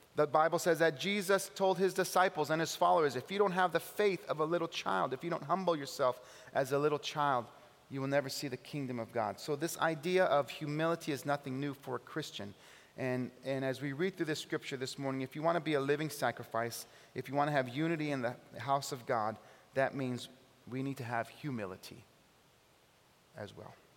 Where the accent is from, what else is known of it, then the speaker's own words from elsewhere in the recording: California, United States; now in Buffalo, United States; I'm from California